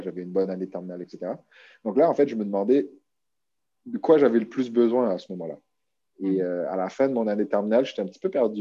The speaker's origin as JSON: {"language": "French", "country": "New Caledonia", "tie": "born or raised there", "moved": "as an adult", "lives_now": "Quebec, Canada", "said": "ça fait dix ans que je vis au Québec, mais j'ai grandi, je suis né en Nouvelle-Calédonie."}